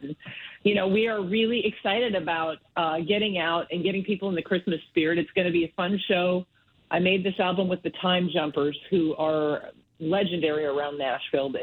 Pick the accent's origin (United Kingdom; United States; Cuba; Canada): Canada; Medicine Hat, Alberta; now in Calgary, Canada; I, I grew up mostly in Medicine Hat